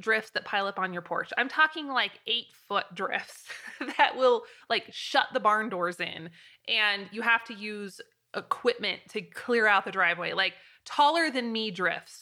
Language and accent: English; Pacific Northwest, United States; now in Wyoming, United States; I'm from the Pacific Northwest